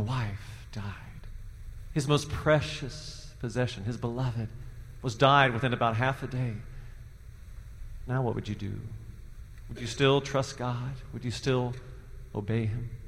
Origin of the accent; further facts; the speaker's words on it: Cincinnati, Ohio, United States; moved away; also born or lived in Indiana / Boston, Massachusetts; I grew up in Cincinnati, Ohio